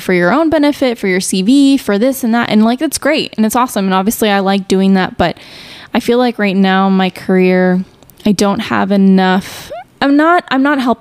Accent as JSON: {"language": "English", "town": "Chicago", "region": "Illinois", "country": "United States", "tie": "born or raised there", "said": "I grew up in Chicago, and so I was obviously going to school in Chicago"}